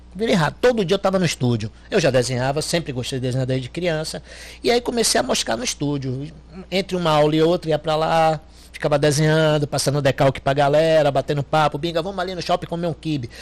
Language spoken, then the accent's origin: Portuguese; Itaparica, Bahia, Brazil; also born or lived in Salvador; O registro tem Salvador, mas sou de Itaparica. Né? Minha infância inteira foi lá